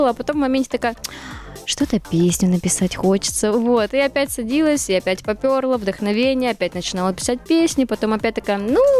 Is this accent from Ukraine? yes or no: no; Siberia, Russia; now in Moscow, Russia; Я живу с родителями. Вот как мы переехали, да, э, с Сибири мы переехали в Москву, купили квартиру, я так и живу.